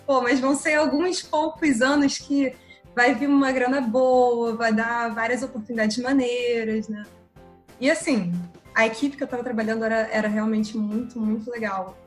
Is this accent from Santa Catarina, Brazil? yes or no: no; Rio de Janeiro, Brazil; carioca, 26 anos